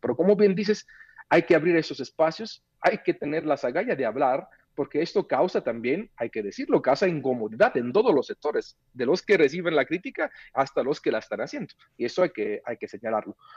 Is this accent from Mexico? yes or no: yes; Mexico; como ciudadano mexicano